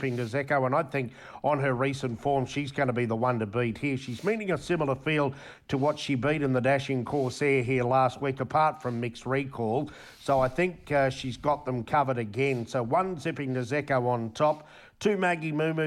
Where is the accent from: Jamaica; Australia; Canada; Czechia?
Australia; Queensland; We're dyed-in-the-wool Queenslander